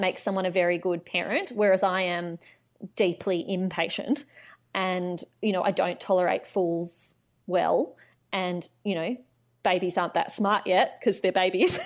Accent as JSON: {"language": "English", "town": "Canberra", "region": "Australian Capital Territory", "country": "Australia", "tie": "born or raised there", "said": "I grew up in Canberra, so I am a Canberra local."}